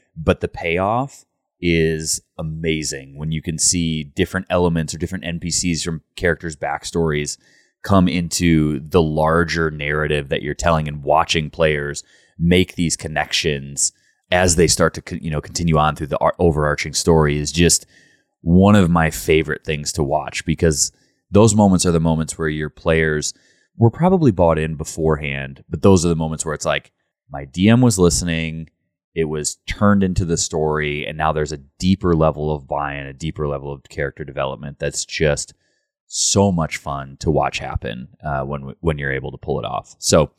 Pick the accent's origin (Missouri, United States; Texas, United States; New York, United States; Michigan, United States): Michigan, United States; Grand Rapids; born there; Well, I was born in Grand Rapids, Michigan.